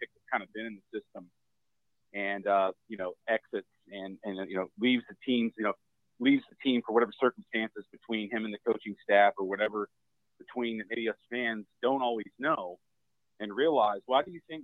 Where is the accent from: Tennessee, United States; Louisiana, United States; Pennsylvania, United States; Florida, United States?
Florida, United States; Tampa; growing up as a youngster, being a Tampa native.